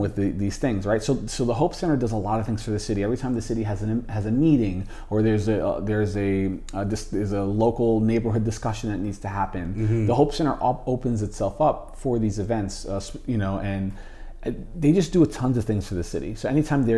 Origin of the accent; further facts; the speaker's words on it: Jersey City, New Jersey, United States; also born or lived in Hoboken; I lived the majority of my life in Jersey City